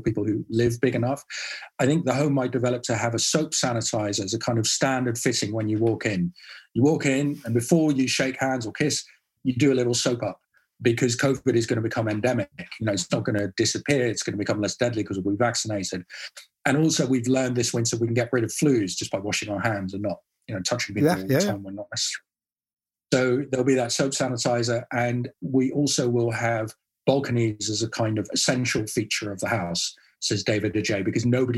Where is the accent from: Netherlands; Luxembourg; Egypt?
Netherlands; I grew up in the Netherlands with autonomy because I could get on my bike